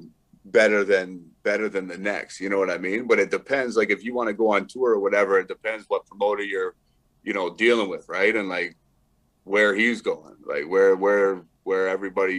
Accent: Brantford, Ontario, Canada; my hometown of Brantford

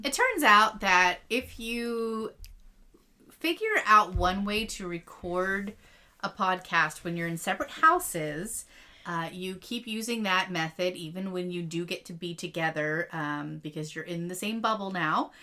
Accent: between Erie and Pittsburgh, Pennsylvania, United States; I'm from like between Erie and Pittsburgh

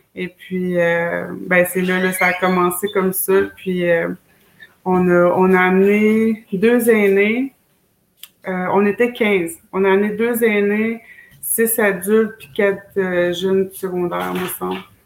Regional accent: Wendake, Quebec, Canada; moved away as an adult; also born or lived in Schefferville, Quebec; je viens de chez nous de Chefferville, Mes origines, c'est là. Euh, mais j'ai grandi beaucoup à Wendake

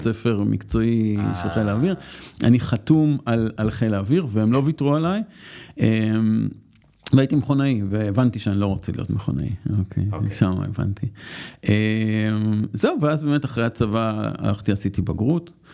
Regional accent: Tel Aviv, Tel Aviv District, Israel; אני גדלתי בצפון תל אביב

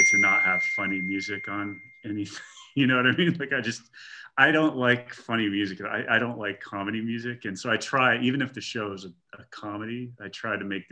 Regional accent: Pennsylvania, United States; now in Los Angeles, United States

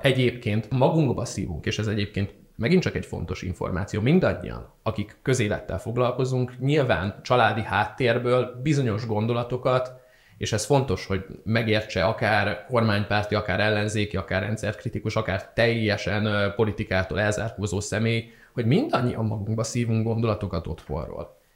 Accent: Szeged, Csongrád-Csanád, Hungary; moved away as an adult; now in Budapest, Hungary; mint szegedi

